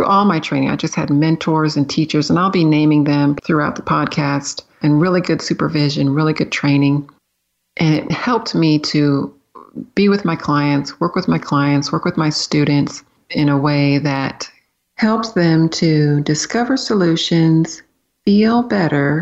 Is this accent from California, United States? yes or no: yes; San Diego, California, United States; moved away as an adult; also born or lived in Florida / Pennsylvania; I grew up in San Diego, California, city kid